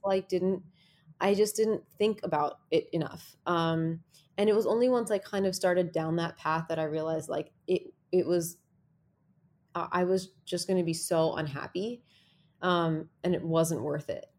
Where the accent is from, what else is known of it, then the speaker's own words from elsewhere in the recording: New Jersey, United States; I grew up in New Jersey